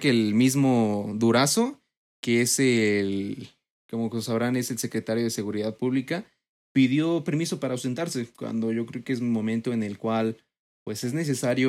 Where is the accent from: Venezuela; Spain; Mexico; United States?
Mexico; Mexico City; yo en lo personal como mexicano, como chilango, porque yo nací aquí